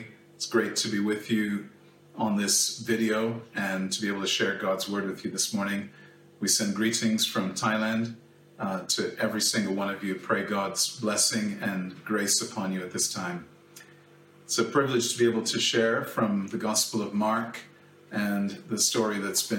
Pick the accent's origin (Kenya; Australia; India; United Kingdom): Kenya; I grew up in Kenya in a family with seven children.